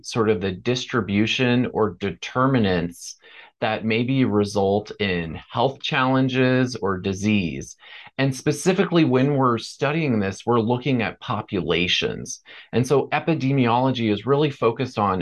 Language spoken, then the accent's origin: English; Port St. Lucie, Florida, United States; I grew up in Florida and in a town called Port St. Lucie.